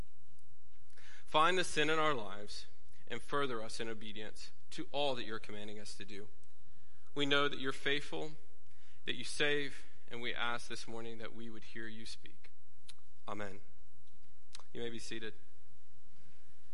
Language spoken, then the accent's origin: English; Kanawha Valley, West Virginia, United States; moved away as an adult; also born or lived in Beckley, West Virginia; now in Czech Republic; I grew up in the Kanawha Valley